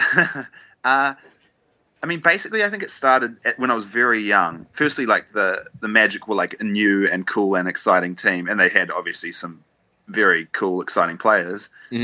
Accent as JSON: {"language": "English", "country": "New Zealand", "said": "as a New Zealander"}